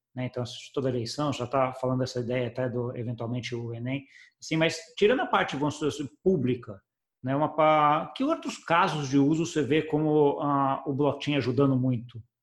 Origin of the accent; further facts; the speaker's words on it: Brazil; eu, como brasileiro